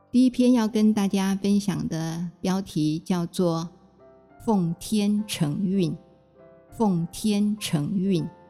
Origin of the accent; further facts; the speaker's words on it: Taipei, Taiwan; moved away as an adult; now in Ruisui, Hualien, Taiwan; 小的时候住在台北大屯山的脚下。在农村